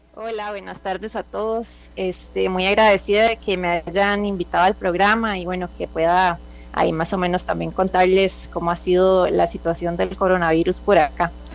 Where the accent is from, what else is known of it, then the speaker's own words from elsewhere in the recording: Costa Rica; now in Chile; como costarricense, orgullosamente